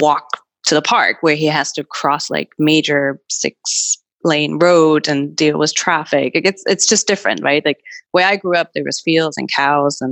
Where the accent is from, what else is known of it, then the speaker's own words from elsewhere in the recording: Germany; moved away as an adult; now in New York, United States; I was born and raised in Germany